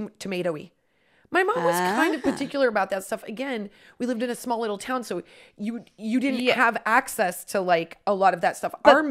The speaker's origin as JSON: {"language": "English", "region": "Midwest", "country": "United States", "said": "We're very from the Midwest."}